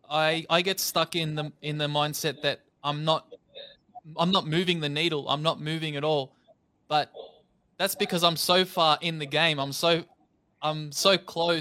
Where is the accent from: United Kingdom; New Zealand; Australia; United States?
Australia; Melbourne, Victoria; I'm from Melbourne, Australia